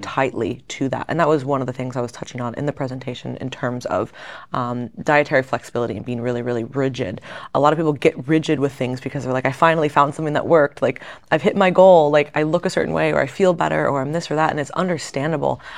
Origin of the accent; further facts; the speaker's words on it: Fort Lauderdale, Florida, United States; I grew up outside of Fort Lauderdale area, so down in South Florida